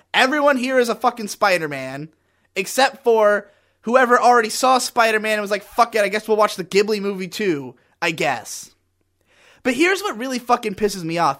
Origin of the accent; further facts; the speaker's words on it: United States; I am as thoroughly American and white as you can possibly be